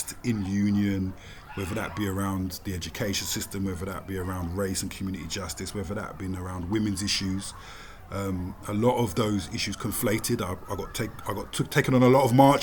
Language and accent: English; London, United Kingdom; South London, born and bred